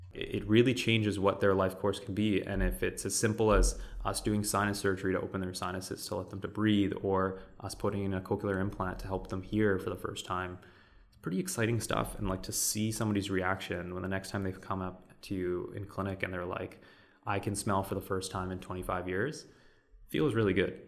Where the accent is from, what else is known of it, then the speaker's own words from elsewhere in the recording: Vancouver, British Columbia, Canada; I am kind of born and raised in Vancouver